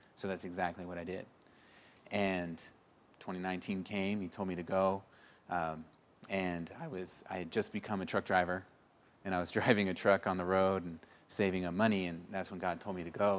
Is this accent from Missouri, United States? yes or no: yes; Springfield, Missouri, United States; I'm from Missouri, Springfield